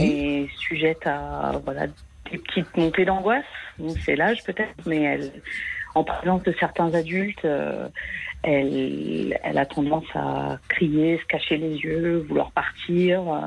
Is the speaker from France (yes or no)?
yes; France; moved away; je suis française, mais j'habite à l'étranger